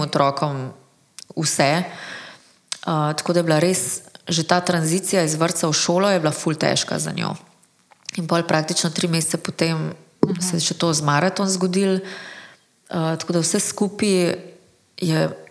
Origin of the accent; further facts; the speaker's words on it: Slovenia; smo Slovenci